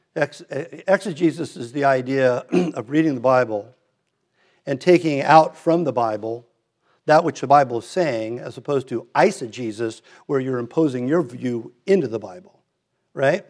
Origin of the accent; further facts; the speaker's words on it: Redondo Beach, California, United States; we moved from Hermosa to Redondo, so I went to Hillcrest